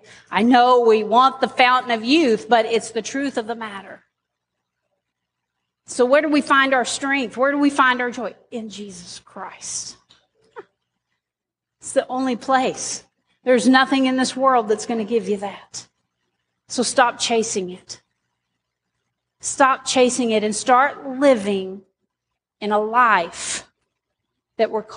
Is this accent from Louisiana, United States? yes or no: no; Arkansas, United States; I'm an Arkansan.